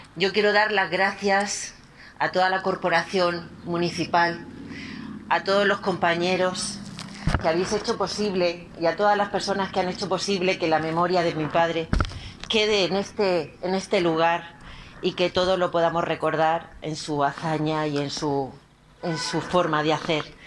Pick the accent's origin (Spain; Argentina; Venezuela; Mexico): Spain; Torre Pacheco, Region of Murcia; moved away; nuestra iglesia de Torre Pacheco